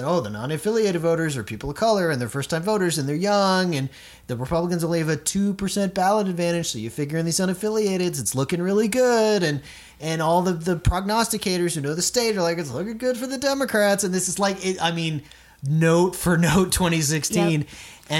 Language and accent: English; Florida, United States; moved away; I'm from Florida.